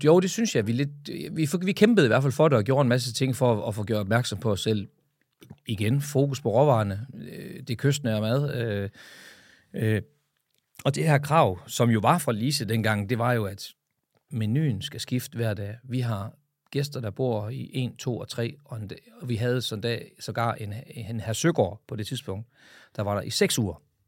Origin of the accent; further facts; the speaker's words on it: Frederikshavn, North Denmark Region, Denmark; min fødeby Frederikshavn